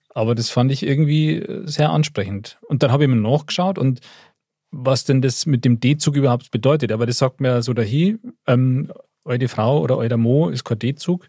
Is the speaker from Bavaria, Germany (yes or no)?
yes; Upper Bavaria, Germany; ich als Oberbayer